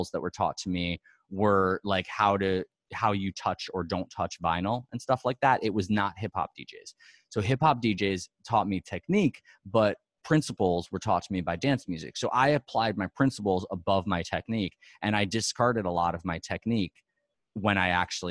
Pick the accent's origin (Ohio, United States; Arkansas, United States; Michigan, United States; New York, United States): New York, United States; moved away as an adult; now in Los Angeles, United States; born and raised in New York